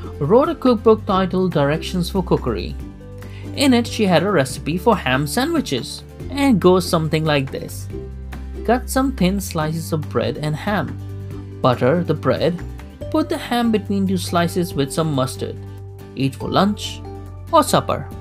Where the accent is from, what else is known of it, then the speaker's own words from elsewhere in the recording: Kuwait; something I grew up with in Kuwait